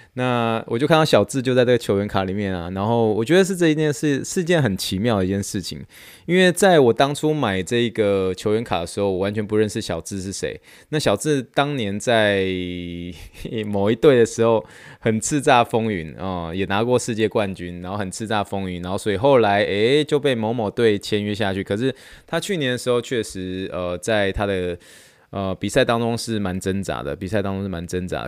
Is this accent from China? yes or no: no; Taiwan; accent: Taiwanese accent; 我就是比较有台湾腔一些些啦